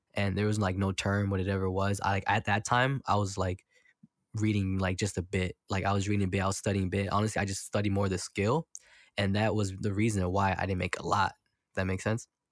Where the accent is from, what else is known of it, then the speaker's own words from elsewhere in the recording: Milwaukee, Wisconsin, United States; I'm from Milwaukee, so it's very segregated